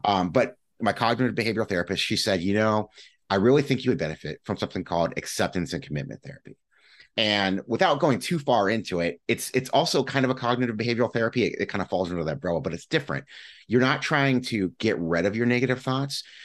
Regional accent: Midwest, United States; also born or lived in Cleveland, Ohio; I'm a Midwesterner and I, have been here for a good chunk of my life

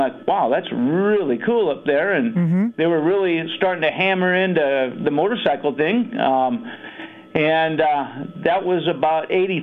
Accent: La Crescenta, California, United States; now in Boise, United States; I was born and raised down in a little town called La Crescenta, California

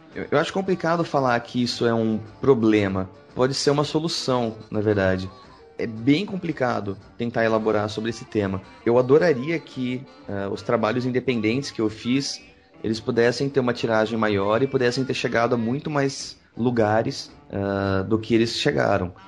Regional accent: Pedreira, São Paulo, Brazil; also born or lived in Campinas; eu vim morar em Campinas, eu cresci em Pedreira, que é interior de São Paulo

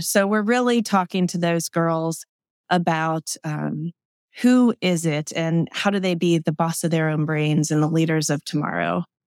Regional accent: Manheim Township, Lancaster County, Pennsylvania, United States; also born or lived in Hempfield; growing up and living in Manheim Township

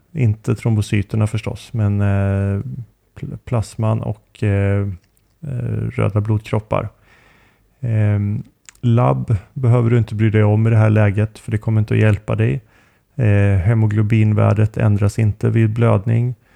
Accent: Sweden; moved away; hemma i Sverige

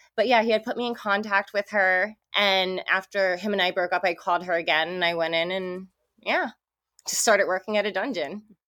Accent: New Jersey, United States; moved away as an adult; now in California, United States; I'm actually from Jersey.

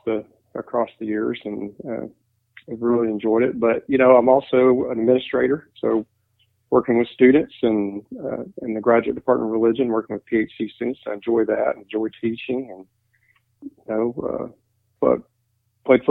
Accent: Western North Carolina, United States; I was raised Southern Baptist in Western North Carolina.

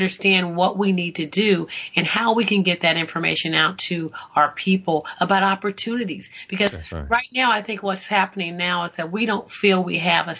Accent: United States; we as African American, and I don't even like to call myself African American. I don't know what to call myself at this point. We as Black African Americans

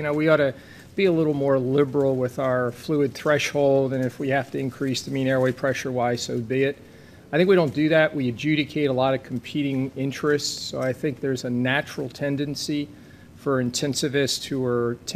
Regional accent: New Jersey, United States; I'm from New Jersey

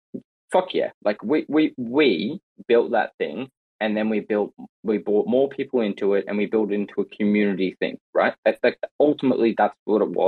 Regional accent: Australia; as an Australian

